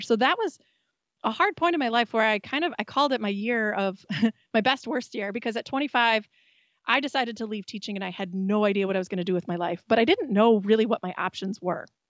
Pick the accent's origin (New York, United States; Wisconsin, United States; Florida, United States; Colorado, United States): Wisconsin, United States; We're from Wisconsin